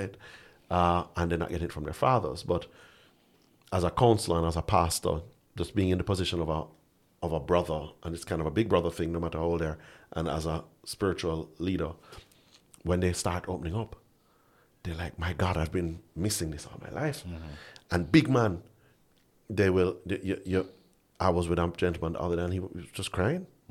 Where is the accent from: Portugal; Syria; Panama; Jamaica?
Jamaica; as a Jamaican man